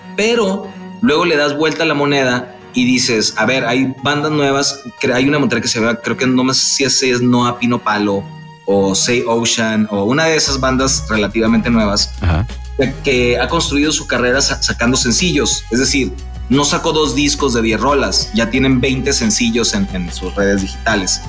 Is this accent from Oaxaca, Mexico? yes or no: no; Mexicali, Baja California, Mexico; moved away; also born or lived in Monterrey; yo soy de Mexicali, Baja California, es mi tierra natal